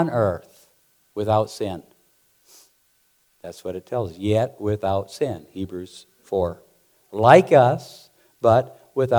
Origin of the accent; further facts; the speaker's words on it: Montana, United States; I grew up there in Montana mucking out stalls and cleaning pig pens